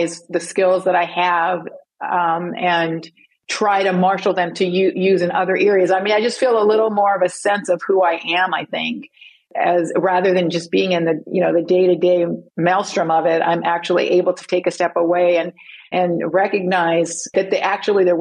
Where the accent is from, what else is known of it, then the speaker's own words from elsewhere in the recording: England, United Kingdom; I was from England